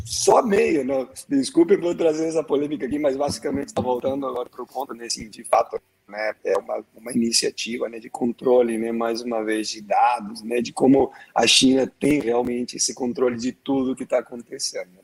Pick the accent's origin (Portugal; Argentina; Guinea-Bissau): Argentina; now in Brazil; Eu sou argentino mais brasileiro do mundo aqui